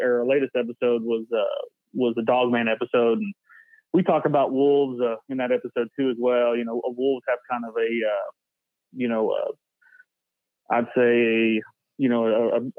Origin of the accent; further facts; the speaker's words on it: Tahlequah, Oklahoma, United States; I'm from Tahlequah, Oklahoma, where I was born, Hastings Hospital, IHS